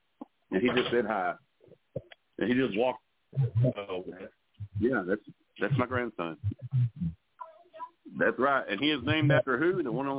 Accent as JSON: {"language": "English", "region": "Texas", "country": "United States", "said": "So, I'm from Texas."}